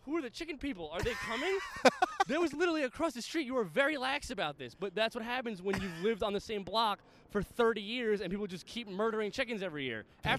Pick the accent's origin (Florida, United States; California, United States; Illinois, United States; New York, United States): New York, United States; New York City; I'm from the Bronx and I'm Italian.